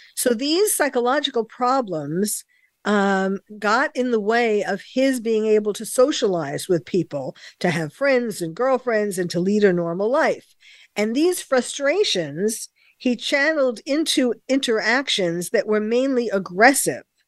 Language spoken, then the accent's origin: English; New York, United States; as a New Yorker myself, born and bred in New York